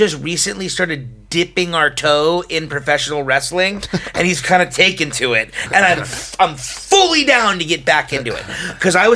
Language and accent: English; United States; as an American